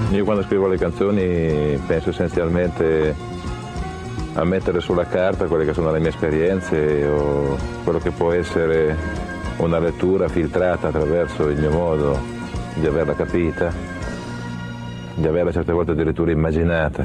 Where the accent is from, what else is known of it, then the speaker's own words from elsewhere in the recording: Genoa, Liguria, Italy; moved away as an adult; also born or lived in Sardinia; vengo soprattutto da Genova. Genova che ci nasci, ci vivi fino a vent'anni